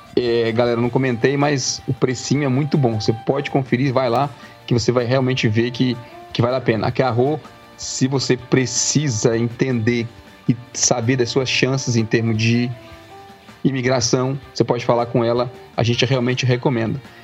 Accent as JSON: {"language": "Portuguese", "country": "Brazil", "tie": "born or raised there", "moved": "yes", "said": "nós quatro crescemos no Brasil, nós cinco, né, crescemos, nós quatro, eu, você, é, nós quatro crescemos no Brasil"}